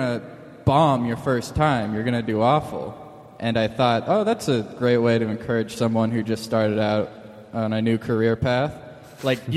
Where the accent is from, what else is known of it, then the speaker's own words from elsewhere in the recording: Lawrence, Kansas, United States; I grew up in Lawrence, Kansas